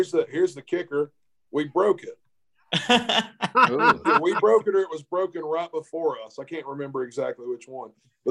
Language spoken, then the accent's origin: English; Tennessee, United States; born or raised there